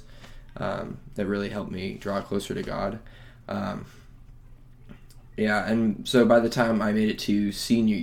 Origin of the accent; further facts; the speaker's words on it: Phoenix, Arizona, United States; I'm from Phoenix, Arizona.